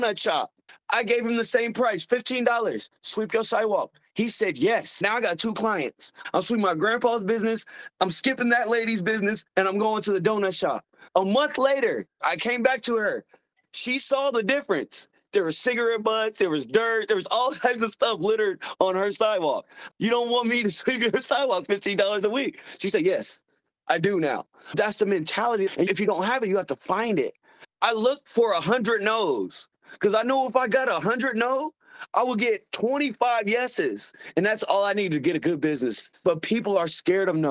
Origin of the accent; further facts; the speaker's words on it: Missouri, United States; I'm from Missouri. We call ourselves a show me state.